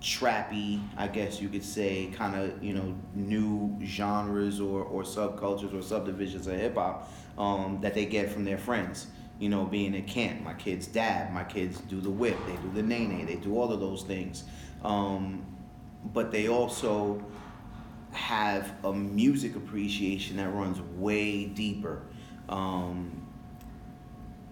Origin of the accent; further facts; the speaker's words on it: New York City, New York, United States; first language French; Growing up in New York City